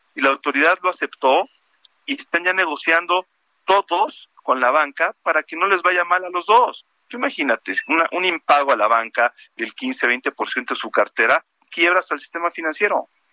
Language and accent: Spanish; Mexico; todos somos mexicanos